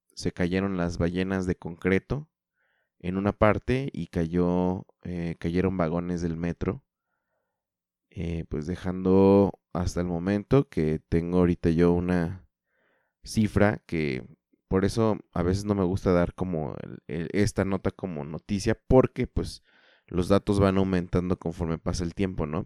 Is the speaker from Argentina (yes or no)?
no; eastern Mexico City metropolitan area, State of Mexico, Mexico; yo soy del Estado de México, la zona metropolitana de la Ciudad de México, al oriente.